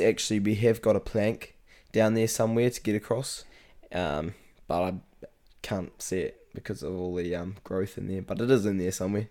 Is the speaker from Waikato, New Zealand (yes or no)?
no; Rangiotu, Manawatū-Whanganui, New Zealand; I live out in Rongatea, which is um, small, small rural settlement out in, um, the Manawatu